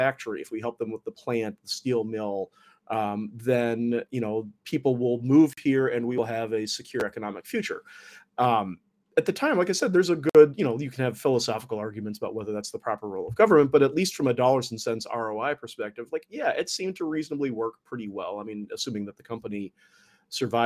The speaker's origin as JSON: {"language": "English", "town": "Detroit", "region": "Michigan", "country": "United States", "tie": "born or raised there", "said": "my hometown of Detroit"}